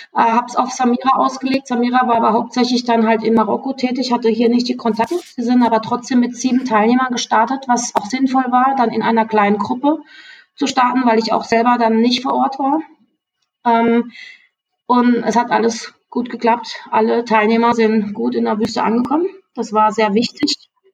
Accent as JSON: {"language": "German", "town": "Freiburg", "region": "Baden-Württemberg", "country": "Germany", "moved": "yes", "said": "ich komme ursprünglich aus Freiburg"}